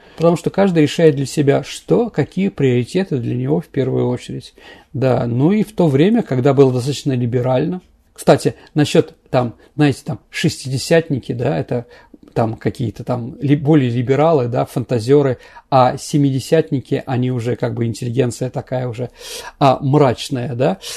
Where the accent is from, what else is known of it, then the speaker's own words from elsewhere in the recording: Saint Petersburg, Russia; я как бы питерский человек